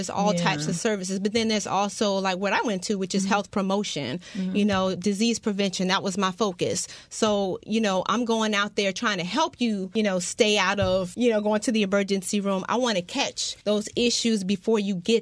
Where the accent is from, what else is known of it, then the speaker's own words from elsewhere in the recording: Miami, Florida, United States; I'm born and raised in Dade County, but I'm from South Dade.